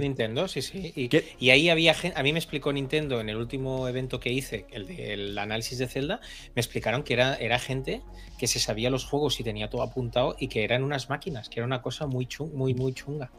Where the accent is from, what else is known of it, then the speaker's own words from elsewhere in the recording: Catalonia, Spain; los catalanes